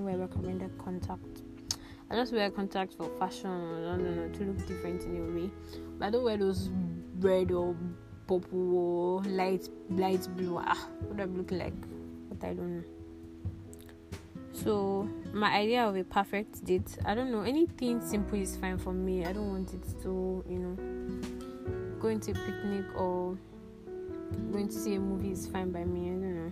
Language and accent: English; Lagos, Nigeria; also born or lived in Ado Ekiti; I was born in Lagos State